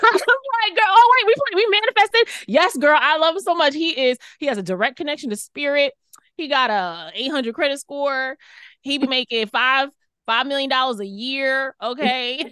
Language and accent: English; New York City, New York, United States; I grew up in Queens, New York